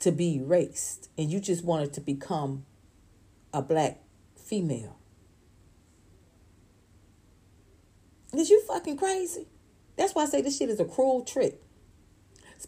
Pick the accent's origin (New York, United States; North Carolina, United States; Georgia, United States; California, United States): Georgia, United States; Atlanta; I'm in Georgia. I'm from Atlanta, Georgia